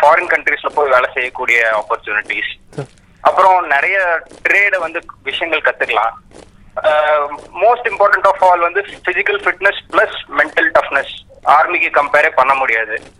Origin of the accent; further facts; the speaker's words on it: Erode, Tamil Nadu, India; now in Tiruchirappalli, India; ஈரோட்ல பிறந்தேன் என்னோட ஸ்கூலிங் ஃபுல்லாவே தமிழ்நாட்டில் தான் இருந்துச்சுங்க